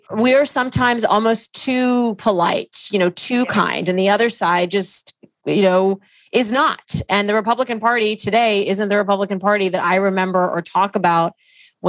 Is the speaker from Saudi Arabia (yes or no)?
yes; Saudi Arabia; now in United States; growing up in Saudi Arabia